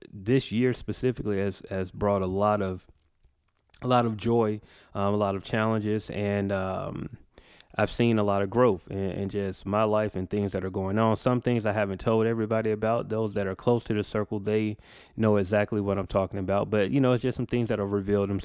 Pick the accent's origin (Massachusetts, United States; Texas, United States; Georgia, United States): Georgia, United States; Macon; we're in my hometown of Macon, Georgia, at Recess Lounge.